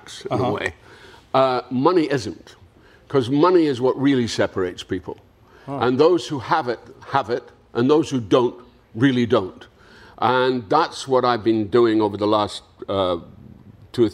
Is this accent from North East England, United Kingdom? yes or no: no; Dundee, Scotland, United Kingdom; moved away; I was back in my hometown of Dundee in Scotland